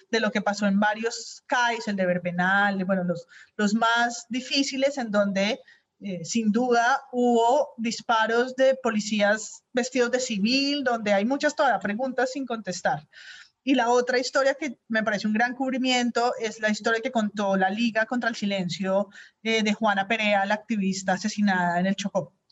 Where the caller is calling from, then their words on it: Germany; Patreon de Presunto desde el 2019. Los escucho siempre desde Alemania